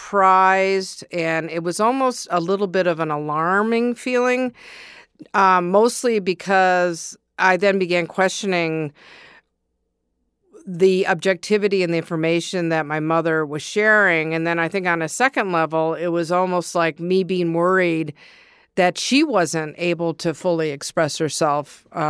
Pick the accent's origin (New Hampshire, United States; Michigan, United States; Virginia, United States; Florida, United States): Michigan, United States; Ann Arbor; Growing up in Ann Arbor, I mean, basically, I remember as a kid, you know, being a little bit of a bully.